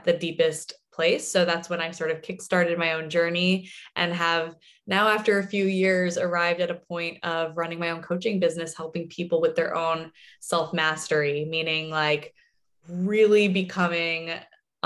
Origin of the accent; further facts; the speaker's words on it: New Jersey, United States; moved away as an adult; now in Santa Monica, United States; born and raised in New Jersey